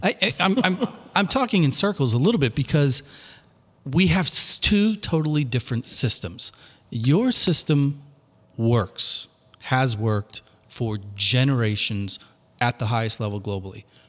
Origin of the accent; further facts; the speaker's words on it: Washington, Missouri, United States; growing up in Washington, Missouri, in a Southern Baptist household